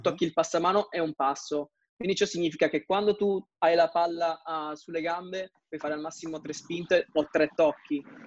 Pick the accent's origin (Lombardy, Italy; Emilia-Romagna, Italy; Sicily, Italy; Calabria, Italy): Calabria, Italy; now in Milan, Italy; rappresentare la mia terra, Mm, cioè la Calabria a livello internazionale